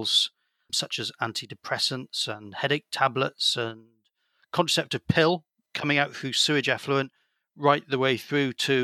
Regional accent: South Wales, United Kingdom; I grew up in South Wales where there's some good surf

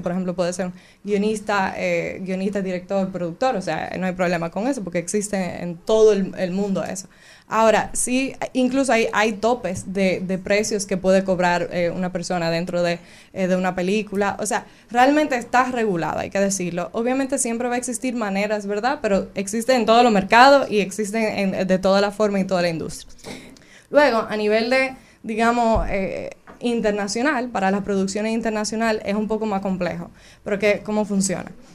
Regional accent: Cabrera, María Trinidad Sánchez, Dominican Republic; also born or lived in Río San Juan; yo soy de Cabrera y Río San Juan

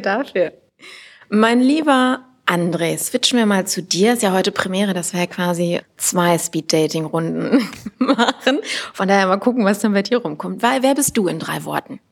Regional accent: Düsseldorf, North Rhine-Westphalia, Germany; gebürtige Düsseldorferin

